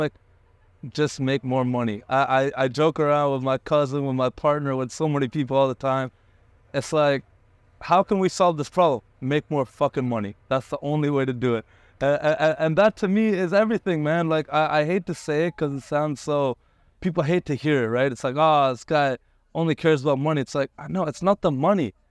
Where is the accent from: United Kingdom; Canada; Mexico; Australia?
Canada; also born or lived in India; I immigrated to Canada when I was, like, one. So I'm basically Canadian